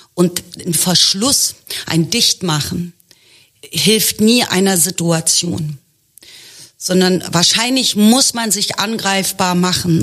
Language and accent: German; Germany; Also ich bin Ende der 60er geboren, ich bin Deutsche.